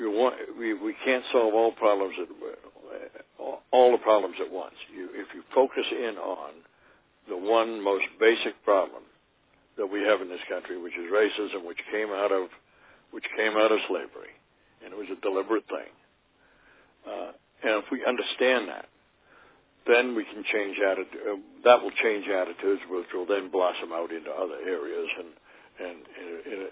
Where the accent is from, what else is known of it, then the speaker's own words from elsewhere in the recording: Massachusetts, United States; now in Vermont, United States; I grew up in Massachusetts, and I went to school right out near Sheffield, in Sheffield for 1 year at least